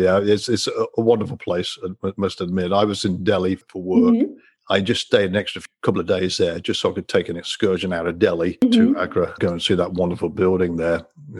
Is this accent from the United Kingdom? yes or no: yes; United Kingdom; Well, I'm a Brit, right? So I grew up with that.